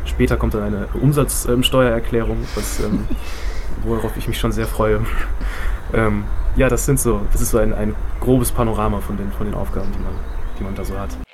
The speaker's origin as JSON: {"language": "German", "region": "Bremen", "country": "Germany", "tie": "born or raised there", "said": "ich bin 1986 in Bremen geboren"}